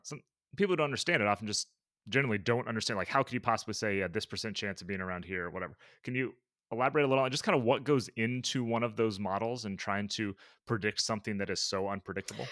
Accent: Midwest, United States; growing up in the Midwest where it wasn't much of a sport

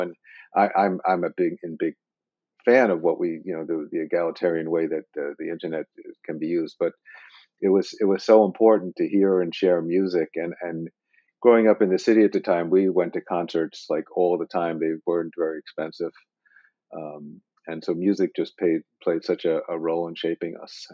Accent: New York, United States; moved away; I did grow up in New York

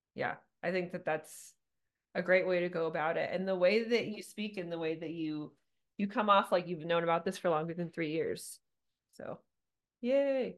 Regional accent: Southern California, United States; moved away as an adult; now in Littleton, United States; I'm originally from California, Southern California. I just moved here 10 years ago

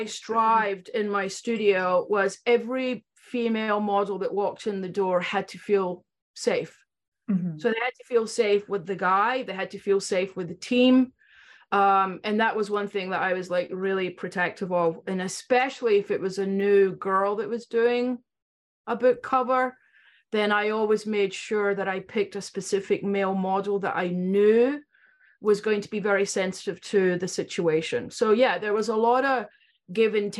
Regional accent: Scotland, United Kingdom; moved away; I was from Scotland.

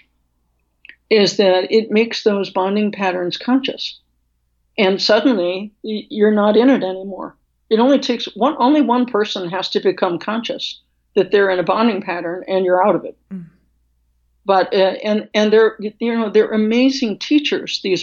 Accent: Midwest, United States; being from the Midwest, where I was born

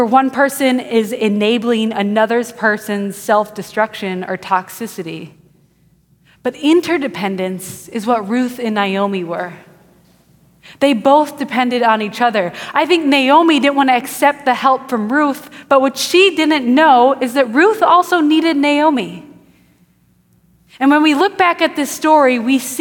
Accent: Wisconsin, United States; now in Houston, United States; I grew up in Wisconsin, and my family built a house when I was 3 years old. And I grew up in that house

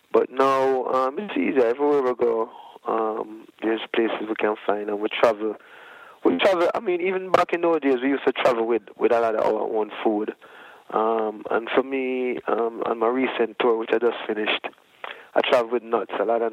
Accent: Jamaica; For us growing up in Jamaica, we never really go to doctors that much when we were sick as children

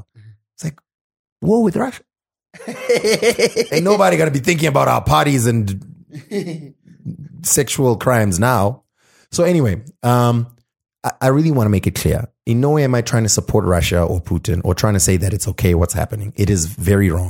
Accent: Zimbabwe; I'm from Zim

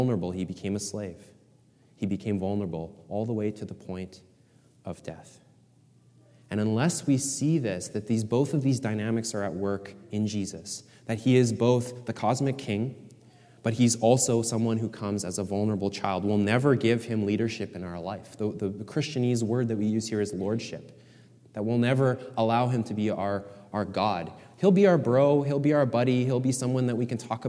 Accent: Canada; I love being Canadian

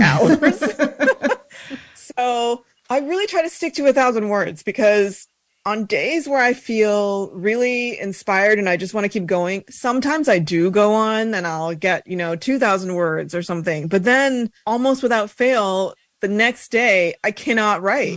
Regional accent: Colorado, United States; moved away as an adult; So I grew up in Colorado

